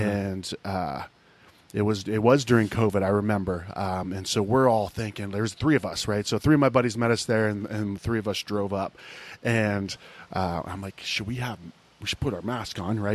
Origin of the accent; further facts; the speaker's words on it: Ohio, United States; moved away; I grew up in Ohio